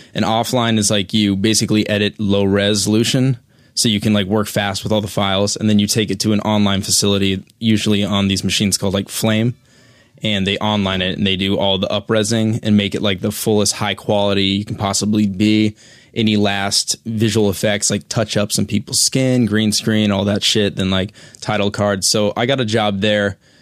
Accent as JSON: {"language": "English", "region": "Colorado", "country": "United States", "said": "I'm from Colorado"}